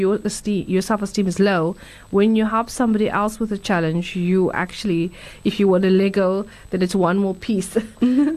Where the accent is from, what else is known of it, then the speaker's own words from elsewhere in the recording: Durban, KwaZulu-Natal, South Africa; I grew up in Durban